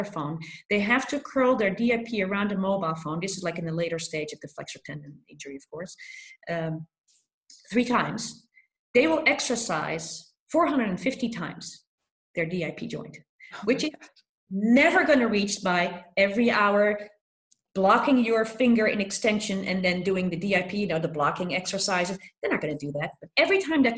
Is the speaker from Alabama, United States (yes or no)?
no; Philadelphia, Pennsylvania, United States; I come from Philadelphia where this article was written